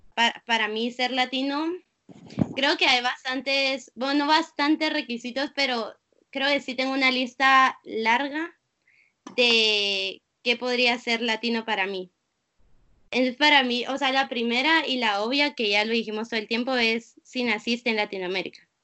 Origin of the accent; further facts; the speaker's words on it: Guatemala; moved away as an adult; also born or lived in Singapore; now in United States; nací en Guatemala